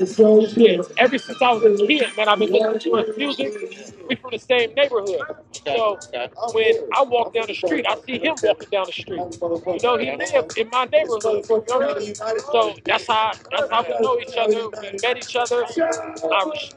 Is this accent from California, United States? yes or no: yes; San Francisco, California, United States; Frisco's finest, man. Born and raised